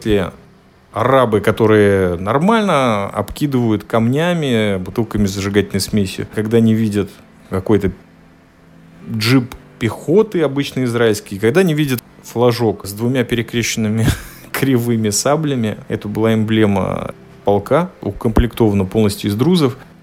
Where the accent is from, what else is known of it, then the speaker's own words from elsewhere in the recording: Latvia; я родом из Латвии. Когда я, родившийся и выживший там 16-17 лет